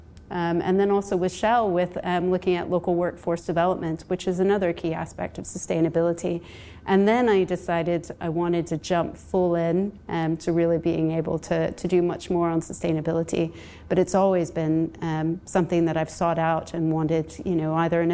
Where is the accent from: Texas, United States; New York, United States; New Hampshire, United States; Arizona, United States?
Texas, United States; moved away as an adult; now in United Kingdom; I grew up in Texas